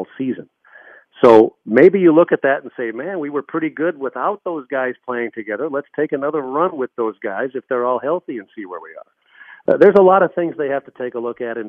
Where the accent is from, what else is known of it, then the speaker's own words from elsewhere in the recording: Minnesota, United States; moved away; I grew up in Minnesota